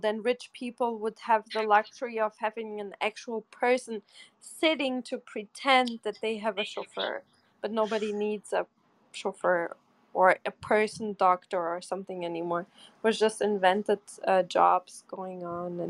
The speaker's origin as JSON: {"language": "English", "town": "Bochum", "region": "North Rhine-Westphalia", "country": "Germany", "tie": "born or raised there", "moved": "yes", "said": "the same town I grew up in Germany, Bochum"}